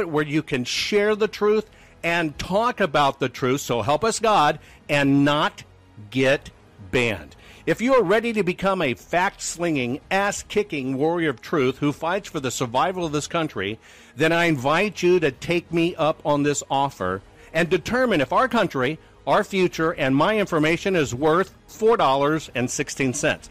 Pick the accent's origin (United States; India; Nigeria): United States; being an American and being privileged to be an American and live in the United States of America, even though I'm only first generation